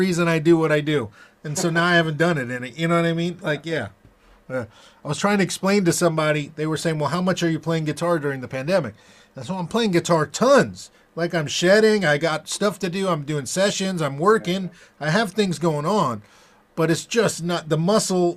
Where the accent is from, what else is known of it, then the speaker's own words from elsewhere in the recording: Fort Lauderdale, Florida, United States; growing up in Fort Lauderdale.